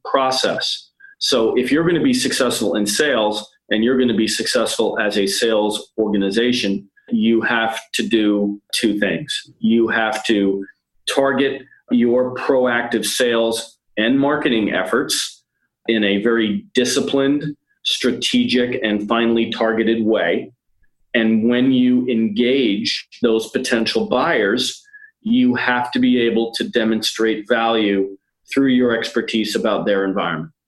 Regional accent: New York area, United States; i am from the New York area uh, originally

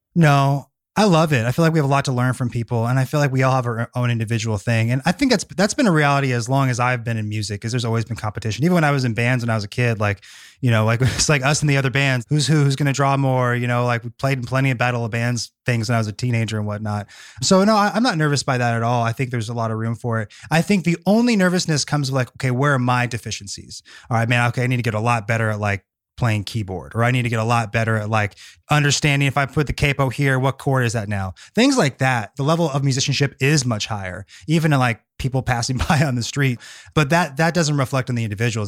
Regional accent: Bay Area, California, United States; moved away as an adult; now in Nashville, United States; I was born and raised in the Bay Area, really hadn't lived anywhere else

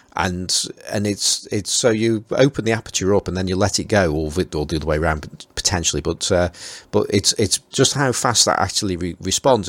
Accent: Stoke-on-Trent, West Midlands, United Kingdom; accent: Stoke; my Stoke accent

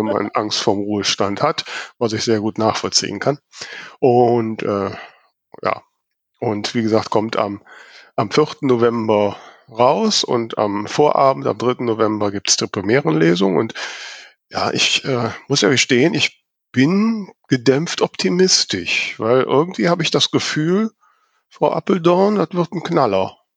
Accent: Germany; als Deutsche

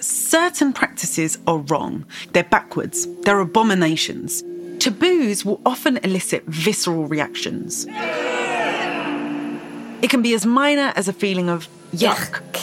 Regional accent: United Kingdom; I am British. I grew up in a country where cousin marriage is not illegal, but it is taboo

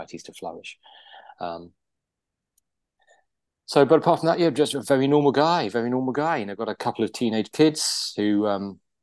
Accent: Guernsey; I was born and raised in Guernsey, which is an island in the English Channel

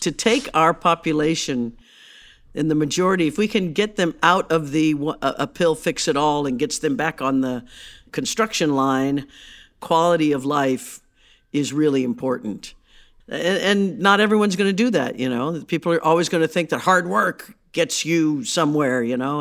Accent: Midwest, United States; I grew up in the Midwest

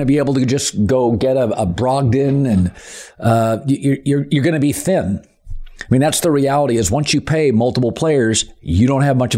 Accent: the Northwest, Pacific Northwest, United States; moved away as an adult; also born or lived in Las Vegas / Tampa / East Coast; now in Los Angeles, United States; I grew up in the Northwest

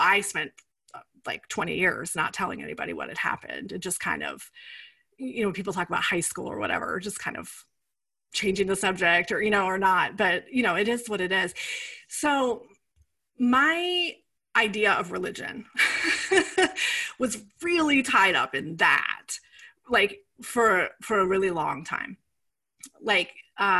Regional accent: Iowa, United States; moved away; also born or lived in New York City; I grew up in the Midwest. I grew up in Iowa. I grew up in a small town

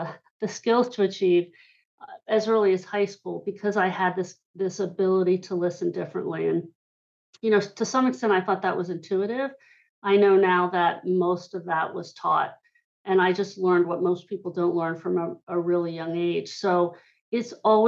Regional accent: Hershey, Pennsylvania, United States; I grew up in Hershey, Pennsylvania

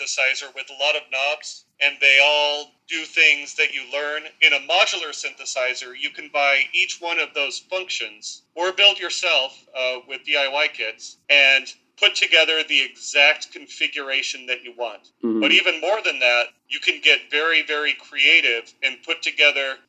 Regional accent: Southern California, United States; moved away as an adult; also born or lived in El Paso, Texas / Washington, D.C. area; now in Virginia, United States; Grew up in Southern California, joined the Army, took me to El Paso, Texas, and then to the D.C. area

